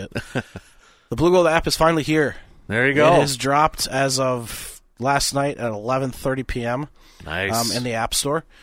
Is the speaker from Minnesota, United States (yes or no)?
yes; Minnesota, United States; I'm I'm Minnesotan.